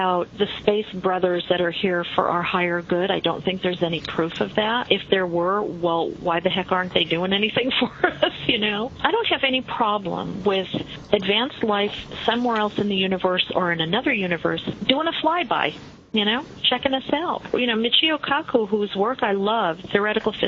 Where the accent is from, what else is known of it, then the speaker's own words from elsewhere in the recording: New York, United States; I'm Italian. I'm from New York